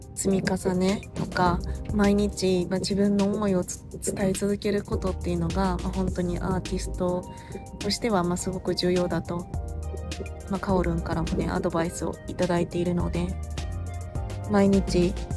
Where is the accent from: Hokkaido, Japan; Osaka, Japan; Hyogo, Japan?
Hyogo, Japan; Awaji Island; 私その淡路島出身